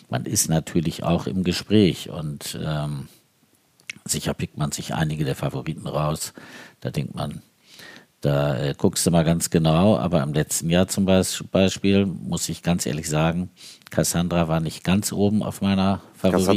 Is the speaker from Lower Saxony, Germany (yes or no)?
yes; Uthlede, Lower Saxony, Germany; ich komme aus Udlede, wir können